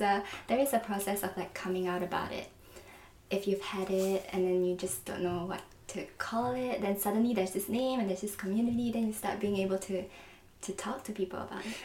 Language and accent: English; Singapore; moved away as an adult; also born or lived in London; now in New York, United States; I'm from Singapore, and then I went to London for university